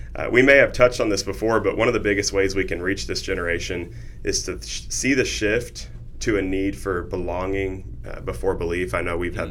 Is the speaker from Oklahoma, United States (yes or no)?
yes; Noble, Oklahoma, United States; I grew up in Noble, Oklahoma